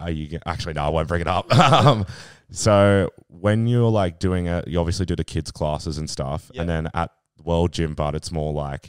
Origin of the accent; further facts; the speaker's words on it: Queensland, Australia; I'm a Queenslander.